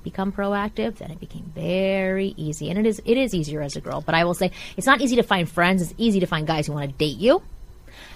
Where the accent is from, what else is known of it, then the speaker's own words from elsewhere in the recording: Toronto, Ontario, Canada; moved away; I'm from Toronto.